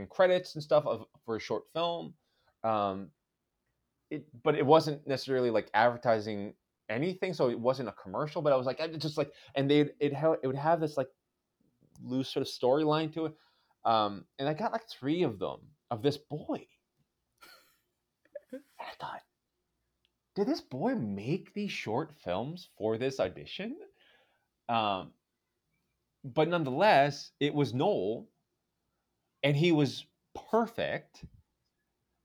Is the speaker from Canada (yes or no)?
yes; Victoria, British Columbia, Canada; the church I grew up going to in Victoria, BC